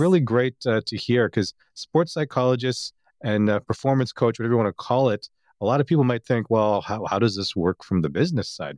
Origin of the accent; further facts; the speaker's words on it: Toronto, Ontario, Canada; since I'm from Toronto